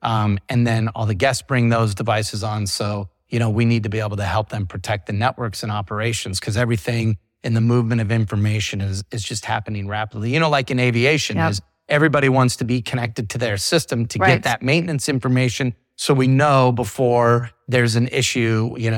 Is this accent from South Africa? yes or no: no; England, United Kingdom; Our headquarters is in the UK, if you can't tell by my accent.